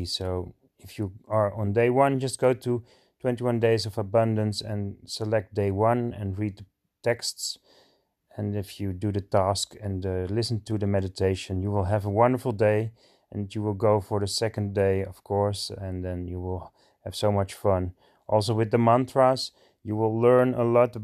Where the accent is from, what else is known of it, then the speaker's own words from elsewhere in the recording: Alkmaar, North Holland, Netherlands; I'm from Alkmaar, the Netherlands. So I live in Holland.